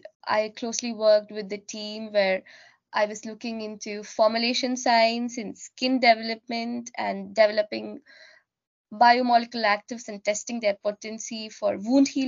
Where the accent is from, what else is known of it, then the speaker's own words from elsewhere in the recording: India; moved away as an adult; now in United Kingdom; I am born and brought up in India